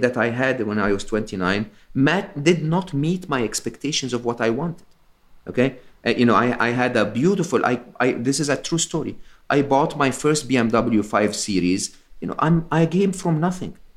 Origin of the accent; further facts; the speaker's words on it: Egypt; am Egyptian. I was born and raised in Egypt